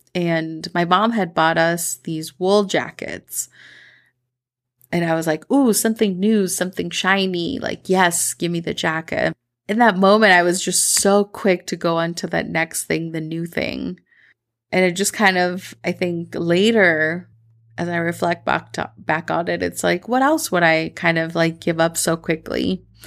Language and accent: English; Minnesota, United States; accent: Midwestern; first language Spanish; English is a second language; now in Medellin, Colombia; I grew up in Minnesota, um, my, quote unquote, like, Colombian accent, like, when I speak English, I don't really have an accent other than a Midwestern accent